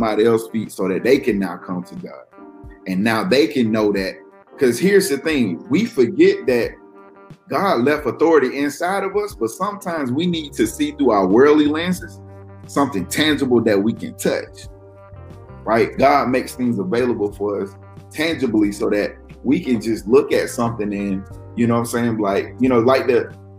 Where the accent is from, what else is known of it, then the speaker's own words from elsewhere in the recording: the South, United States; I'm from the South